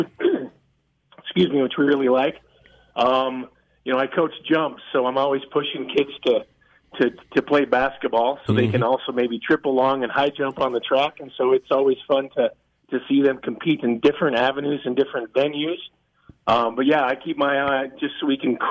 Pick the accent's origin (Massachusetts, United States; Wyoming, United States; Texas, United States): Wyoming, United States; Evanston; moved away; I grew up in a small town in Evanston, Wyoming.